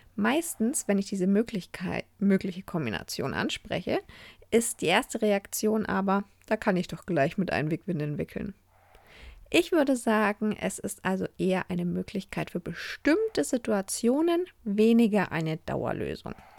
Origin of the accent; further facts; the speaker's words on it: Germany; bei uns in Deutschland